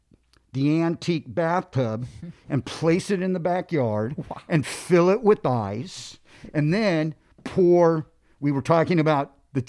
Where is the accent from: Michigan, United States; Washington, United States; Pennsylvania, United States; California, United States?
California, United States; Los Angeles; You know, growing up in Los Angeles, we get in the car and the first thing we do is turn the radio on.